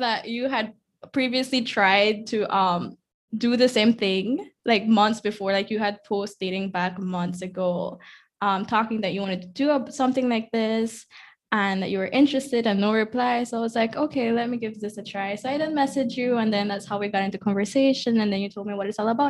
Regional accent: Corozal, Corozal District, Belize; also born or lived in Ladyville; I'm from Corozal. Um, I've also lived most of my life here

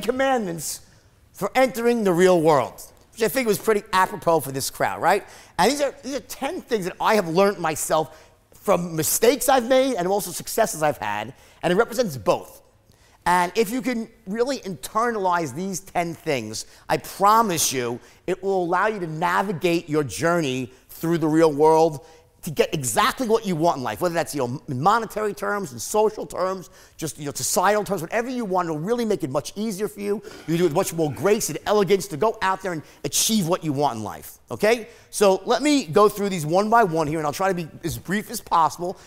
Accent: New York, United States; I'm from New York and I worked on Wall Street

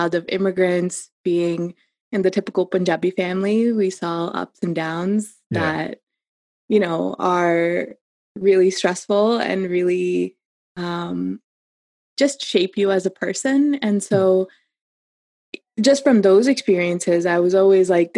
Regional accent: Cincinnati, Ohio, United States; I was just a girl in Cincinnati

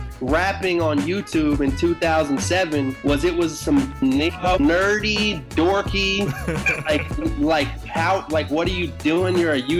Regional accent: Dunkirk, Maryland, United States; also born or lived in Washington, D.C.; I'm originally from Dunkirk, Maryland. I was born in Washington, D.C., and I basically was raised in a suburb of Washington, D.C., and I have a twin brother

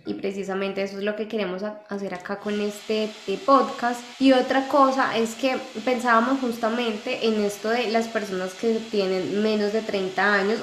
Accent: Colombia; de Colombia. Vivimos en países diferentes

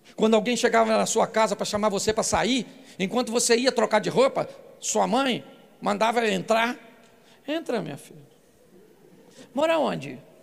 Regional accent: Baixada Fluminense, Rio de Janeiro, Brazil; Sou carioca da Baixada Fluminense

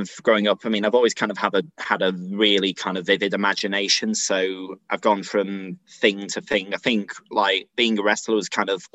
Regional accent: Sheffield, Yorkshire and the Humber, United Kingdom; now in Nottingham, United Kingdom; I'm originally from Sheffield

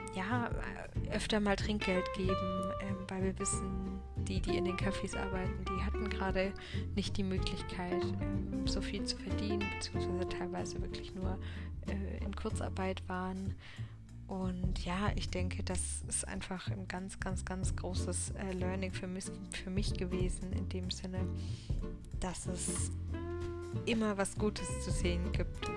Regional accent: hometown near Karlsruhe, Baden-Württemberg, Germany; jetzt bin ich schon wieder in meiner Heimatstadt

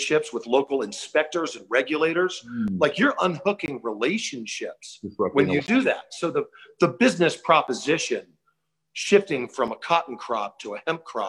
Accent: Tampa, Florida, United States; I grew up in the South in Tampa

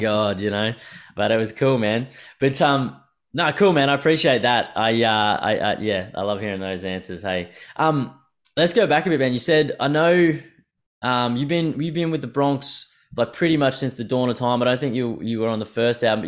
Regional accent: Brisbane, Queensland, Australia; moved away; I'm from Brisbane initially

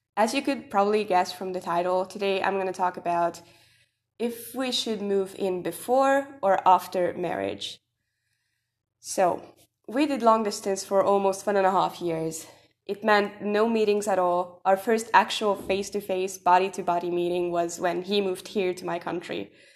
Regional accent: Hungary; I'm from Hungary

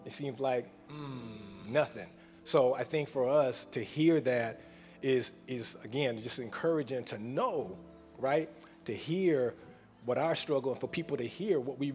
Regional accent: California, United States; now in Houston, United States; I'm from Cali.

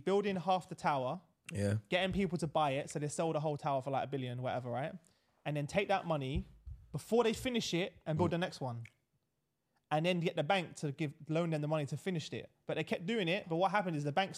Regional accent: London, United Kingdom; I grew up in Silvertown

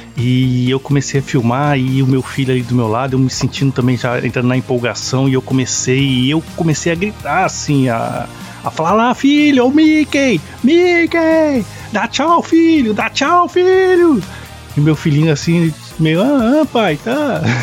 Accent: Brazil; moved away; minha infância lá no Brasil

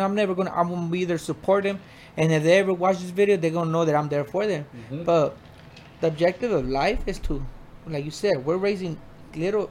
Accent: Phoenix, Arizona, United States; also born or lived in Mexico; I'm from Mexico, but I was raised in South Phoenix, 19th Avenue in Buckeye.

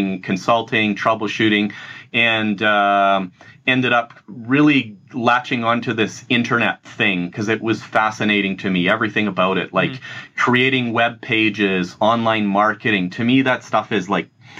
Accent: Edmonton, Alberta, Canada; I've grown up in a city called Edmonton

